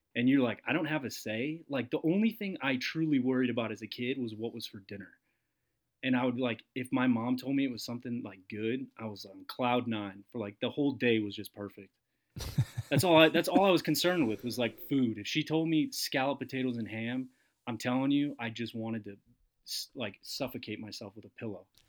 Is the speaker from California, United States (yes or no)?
no; Massachusetts, United States; my good friend uh, Mike that I grew up with in in Massachusetts